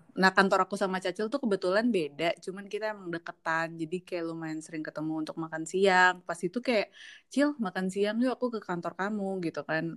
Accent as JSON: {"language": "Indonesian", "town": "Depok", "region": "West Java", "country": "Indonesia", "said": "aku orang Depok"}